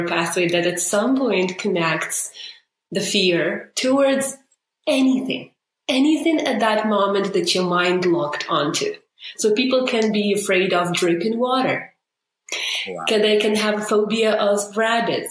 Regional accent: Ukraine; moved away as an adult; now in Canada; I grew up in Ukraine, moved to Canada 7 years ago

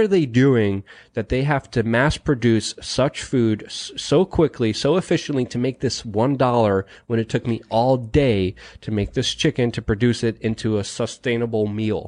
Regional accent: New York City, New York, United States; born or raised there

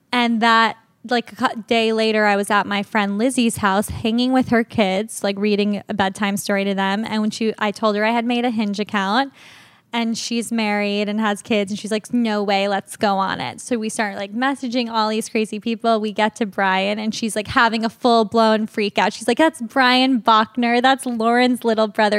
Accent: Locust Valley, New York, United States; I was born in New York City and then we moved to the North Shore of Long Island

